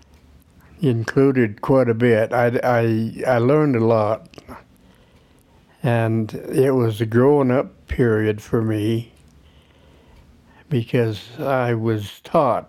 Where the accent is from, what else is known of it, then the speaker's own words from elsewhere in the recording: Vail, United States; also born or lived in Emmett; this land was in Vail, and it was soon to become my only home that I remember